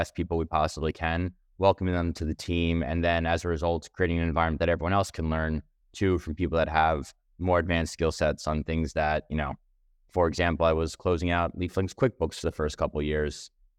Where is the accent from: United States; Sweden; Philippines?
United States; Manhattan, New York; So I grew up in Manhattan, raised by two other entrepreneurs at a real estate company in New York.